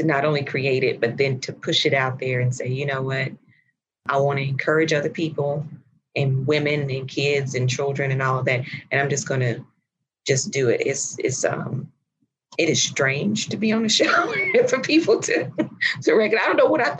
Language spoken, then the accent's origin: English; Chattanooga, Tennessee, United States; moved away as an adult; also born or lived in Indianapolis / London; I am from Chattanooga, Tennessee